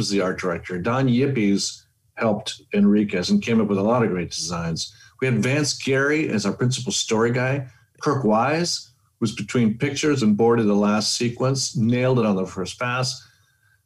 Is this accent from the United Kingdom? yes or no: no; Panama City, Panama; moved away as an adult; also born or lived in Boston, United States; now in Los Angeles, United States; went back to Panama, which is where I was born and raised